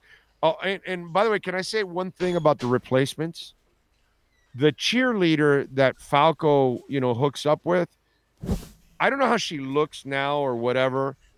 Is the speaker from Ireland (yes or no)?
no; Canada; But hey, I'm Canadian.